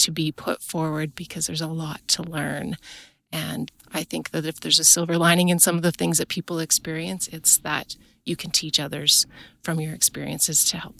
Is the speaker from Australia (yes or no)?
no; Kitscotty, Alberta, Canada; I'm from Kitscotty, Alberta. I'm on a self-transitioned farm south of Kitscotty.